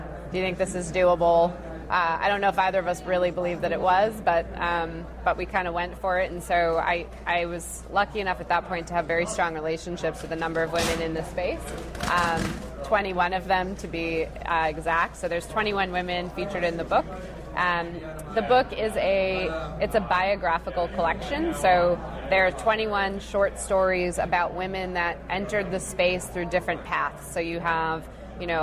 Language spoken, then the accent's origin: English; Massachusetts, United States; growing up in Massachusetts